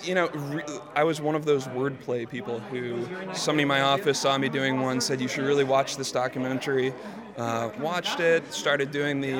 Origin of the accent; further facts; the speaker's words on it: Boston, Massachusetts, United States; now in New York, United States; I'm from Boston originally, so it was a chance to come up and see the family